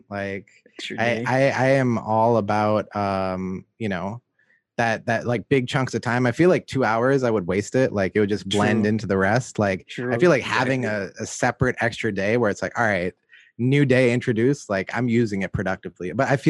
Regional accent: New York City, New York, United States; I'm a New Yorker.

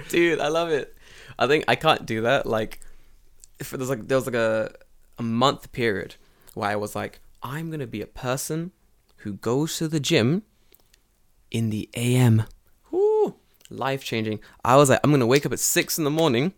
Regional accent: London, United Kingdom; moved away as an adult; now in Japan; So I'm from London, and I've been living in Japan for about three years now

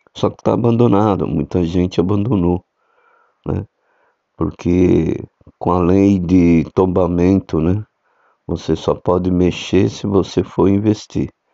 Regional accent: São Paulo, Brazil; a cidade de São Paulo, foi onde eu nasci

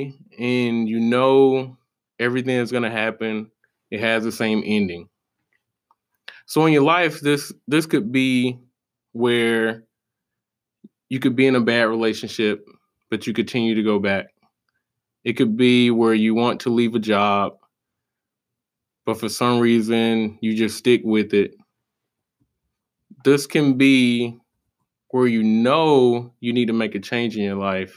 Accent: South Carolina, United States; moved away as an adult; I'm originally from South Carolina.

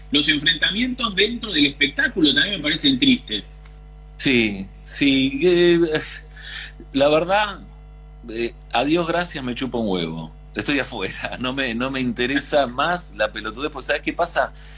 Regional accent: Argentina; moved away as an adult; soy argentino

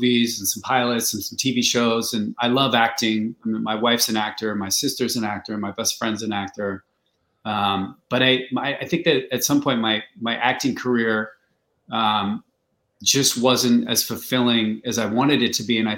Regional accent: New Jersey, United States; now in Los Angeles, United States; I'm from New Jersey and no one where I'm from was like in the movie business

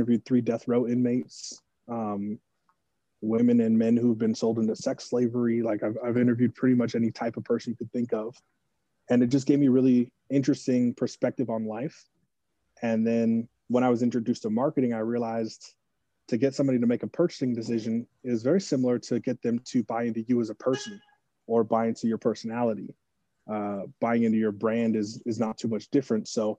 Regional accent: Northern California, United States; moved away as an adult; now in Arizona, United States; I'm from Northern California. Been living in Arizona for about 5 years now

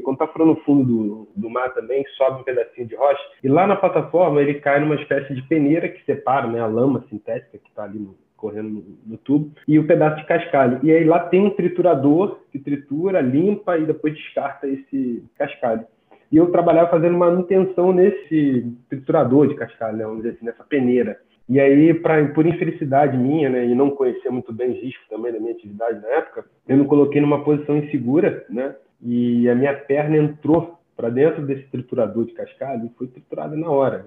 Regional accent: Macaé, Rio de Janeiro, Brazil; sou natural de Macaé

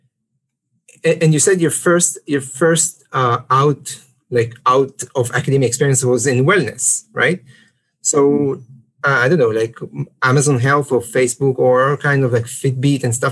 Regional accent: Israel; we're both from Israel

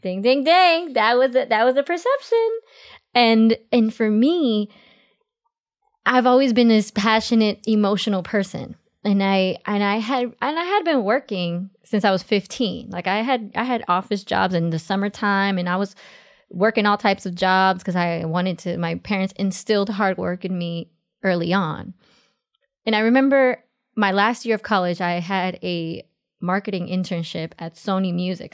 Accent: New York City, New York, United States; also born or lived in Los Angeles; I was born in Jackson Heights, Queens, New York

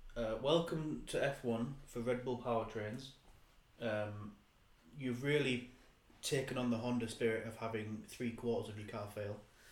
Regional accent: United Kingdom; We are British

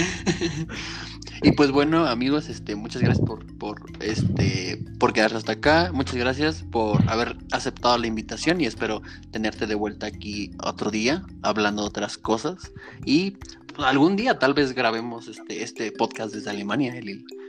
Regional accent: Mexico; yo soy mexicano

